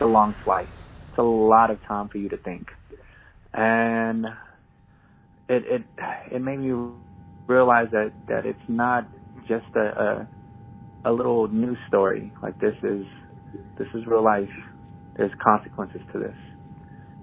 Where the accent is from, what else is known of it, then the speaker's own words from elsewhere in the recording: New Mexico, United States; moved away as an adult; Growing up in New Mexico, you're around predominantly Hispanic people